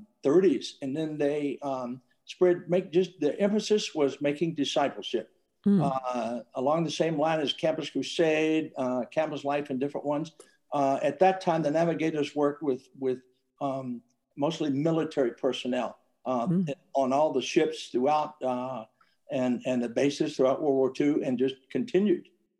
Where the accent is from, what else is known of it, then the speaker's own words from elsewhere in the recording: Virginia, United States; moved away as an adult; I grew up in Virginia, small town, loved it.